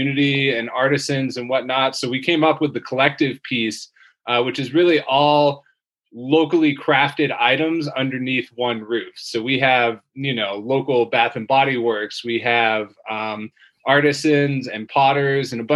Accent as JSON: {"language": "English", "region": "Maine", "country": "United States", "tie": "born or raised there", "moved": "as an adult", "lives_now": "Colorado, United States", "said": "I grew up in Maine, moved out here in 2012"}